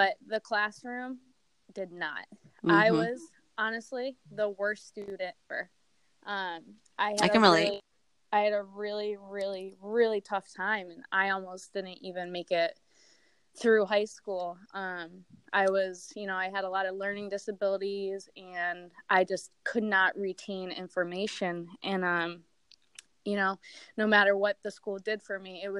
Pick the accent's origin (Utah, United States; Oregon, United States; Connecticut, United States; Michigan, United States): Connecticut, United States; it was still in Connecticut, about 30 minutes from, you know, my hometown where my family lived